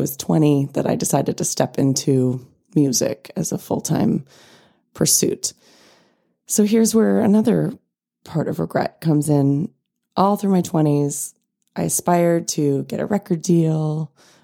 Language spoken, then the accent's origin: English; California, United States; also born or lived in New York; Growing up in California